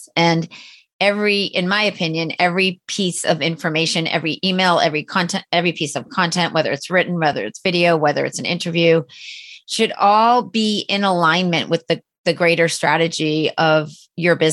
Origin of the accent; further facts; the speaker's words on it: Boston, Massachusetts, United States; also born or lived in Cape Cod; I'm from Boston and live in a high rise right downtown